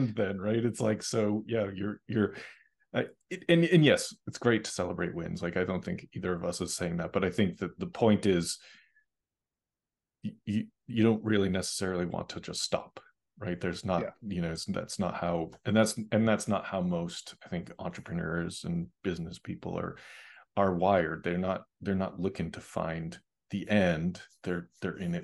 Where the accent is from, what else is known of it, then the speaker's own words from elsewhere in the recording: Boston, Massachusetts, United States; now in Los Angeles, United States; I grew up in Boston